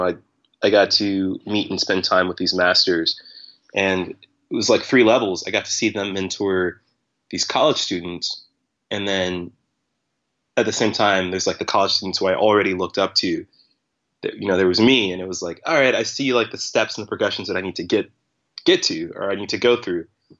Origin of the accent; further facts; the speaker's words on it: St. Louis area, southern Illinois, United States; I was born in Illinois, but like the St. Louis area, so southern Illinois.